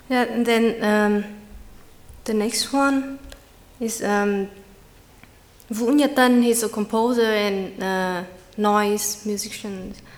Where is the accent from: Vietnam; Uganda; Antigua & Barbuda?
Vietnam; I come from Vietnam, a far and small country in South Asia